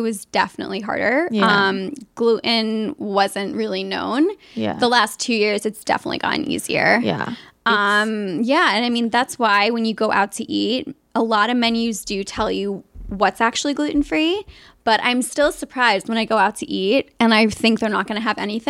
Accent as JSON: {"language": "English", "region": "Connecticut", "country": "United States", "tie": "born or raised there", "also_born_or_lived": "Washington, D.C. / New York", "moved": "as an adult", "lives_now": "Los Angeles, United States", "said": "I was born in Connecticut and lived there most of my life"}